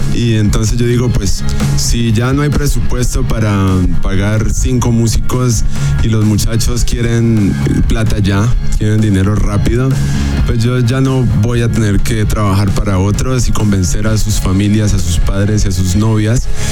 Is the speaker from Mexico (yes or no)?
no; Cali, Valle del Cauca, Colombia; also born or lived in Michigan, United States / Germany; Yo soy un artista caleño de la ciudad de Cali, Colombia, la capital de la salsa